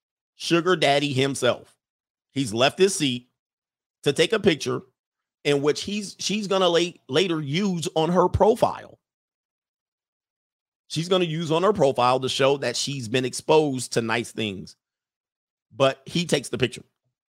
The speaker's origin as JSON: {"language": "English", "town": "San Francisco", "region": "California", "country": "United States", "tie": "born or raised there", "said": "I met one who lived in my hometown of San Francisco."}